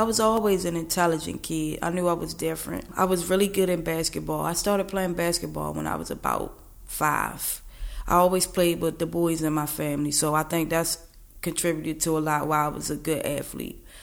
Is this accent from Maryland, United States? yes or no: yes; Baltimore, Maryland, United States; I'm from East Baltimore, 33.